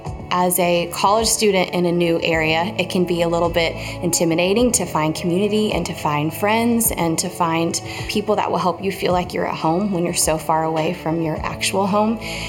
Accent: Texas, United States; moved away as an adult; also born or lived in Nashville, Tennessee; I came home from Texas and went back to Tennessee for school.

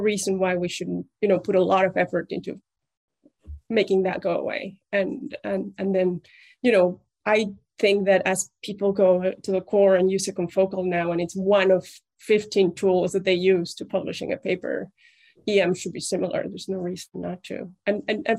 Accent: Mexico; English is a second language; moved away as an adult; also born or lived in Germany / Munich; now in United States; I'm Mexican

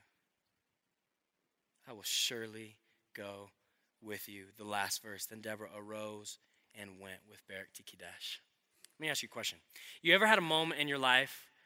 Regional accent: Colorado, United States; I'm from Colorado

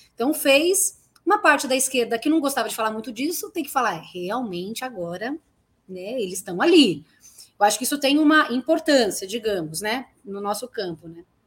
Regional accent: São Paulo, Brazil; Eu sou de Guaianazes, nasci e me criei em Guaianazes

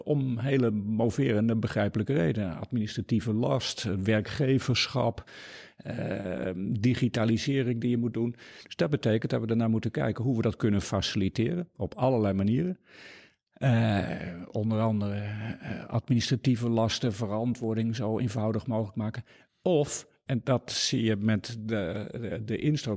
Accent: Noordoostpolder, Flevoland, Netherlands; moved away; also born or lived in Groningen / Deventer / Amsterdam / Nashville, Tennessee; Ik ben opgegroeid in de Noordoostpolder en gestudeerd in Groningen.

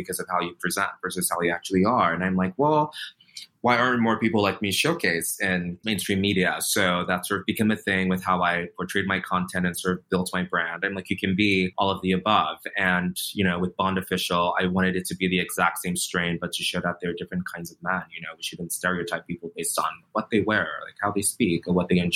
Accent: Nigeria; also born or lived in Virginia, United States; now in New York City, United States; growing up in Nigeria, living in a place like Virginia

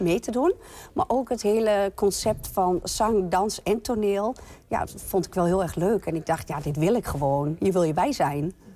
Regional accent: Twente, Overijssel, Netherlands; ik kom uit Twente

